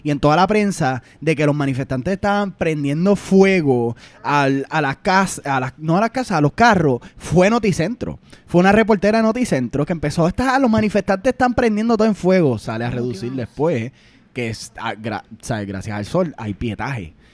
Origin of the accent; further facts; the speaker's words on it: Puerto Rico; nosotros los puertorriqueños jugamos mucho Call of Duty.